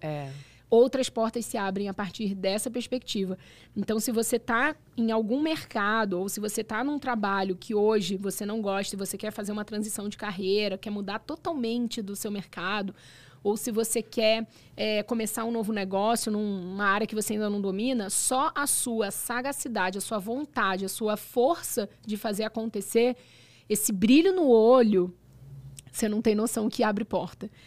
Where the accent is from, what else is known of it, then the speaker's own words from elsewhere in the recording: Brazil; now in Dubai, United Arab Emirates; eu sou brasileira